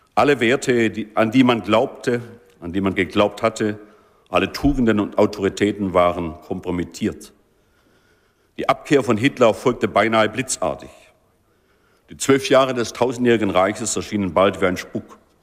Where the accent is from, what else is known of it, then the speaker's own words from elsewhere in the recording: Germany; unserer Identität als Deutsche